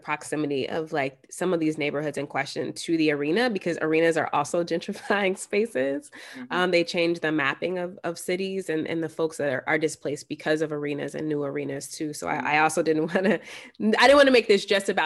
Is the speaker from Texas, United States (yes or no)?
yes; Texas, United States; I'm from Texas